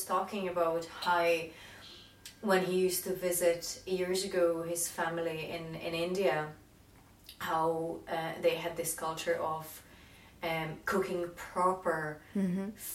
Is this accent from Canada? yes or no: no; Czechia; moved away; whenever I grew up in Czech Republic